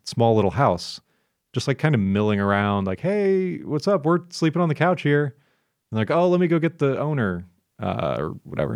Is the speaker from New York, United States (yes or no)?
no; Florida, United States; I'm from Florida